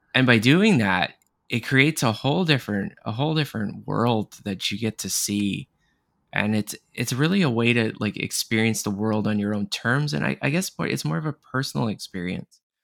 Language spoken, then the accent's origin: English; Canada; I'm from Canada too